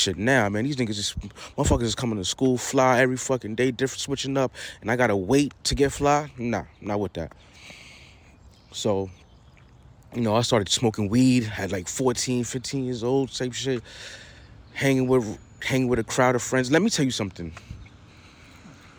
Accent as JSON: {"language": "English", "town": "New York City", "region": "New York", "country": "United States", "tie": "born or raised there", "said": "I'm from Queens, New York, Queens Village, Backstreets to be exact"}